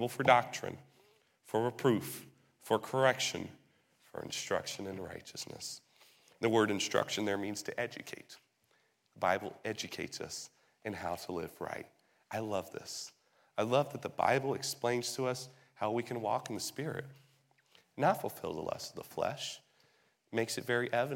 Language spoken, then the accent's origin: English; England, United Kingdom; moved away; Growing up in England